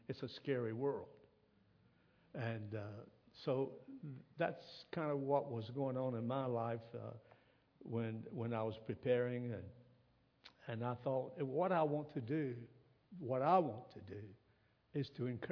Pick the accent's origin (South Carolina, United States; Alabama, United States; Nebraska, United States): South Carolina, United States; also born or lived in Virginia; I'm from South Carolina